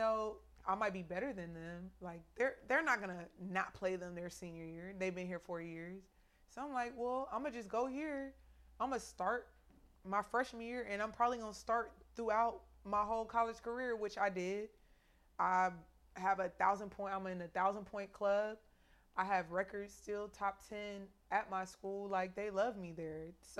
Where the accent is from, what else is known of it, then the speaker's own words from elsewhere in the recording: Texas, United States; And I'm from Texas, you know what I'm saying? So, like, Texas pride is...